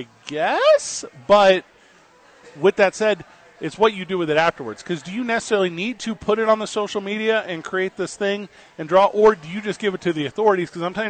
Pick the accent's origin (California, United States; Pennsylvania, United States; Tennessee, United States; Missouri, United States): Missouri, United States; St. Louis; now in Albuquerque, United States; I've lived away from my hometown in St. Louis, Missouri for many years.